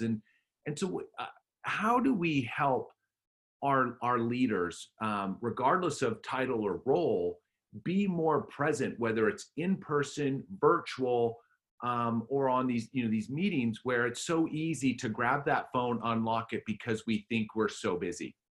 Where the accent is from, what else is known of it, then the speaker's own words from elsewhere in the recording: Alberta, Canada; I grew up in Alberta, Canada